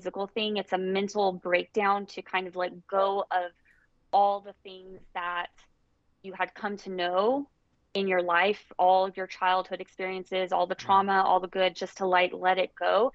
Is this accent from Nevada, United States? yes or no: yes; Las Vegas, Nevada, United States; I grew up in Las Vegas